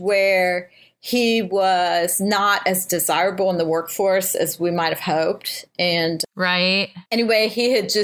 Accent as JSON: {"language": "English", "town": "Cincinnati", "region": "Ohio", "country": "United States", "tie": "born or raised there", "also_born_or_lived": "Northern California", "moved": "yes", "lives_now": "St. Louis, United States", "said": "my hometown of Cincinnati"}